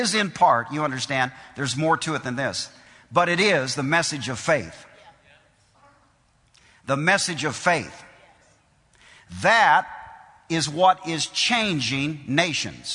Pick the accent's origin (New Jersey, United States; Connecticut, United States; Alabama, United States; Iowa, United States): Iowa, United States; moved away; when I was raised, I came from Iowa. We lived in the country.